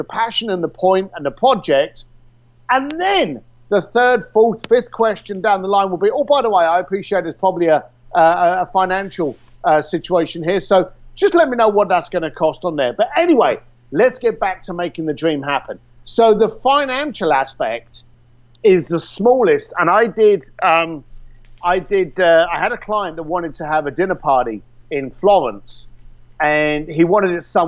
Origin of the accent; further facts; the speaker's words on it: London, United Kingdom; I'm a bricklayer from East London